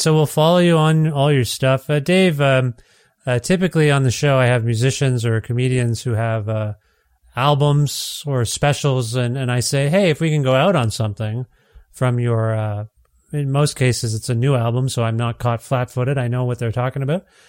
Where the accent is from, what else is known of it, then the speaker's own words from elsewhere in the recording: Cambridge, Ontario, Canada; I grew up in Cambridge, Ontario, not too far from Brantford